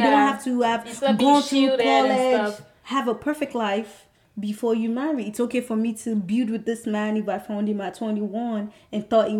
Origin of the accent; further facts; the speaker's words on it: Nigeria; moved away; me as a Nigerian girl